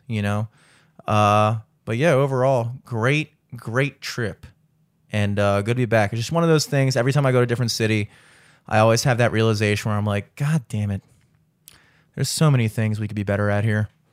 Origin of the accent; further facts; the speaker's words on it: the South, United States; I'm from the South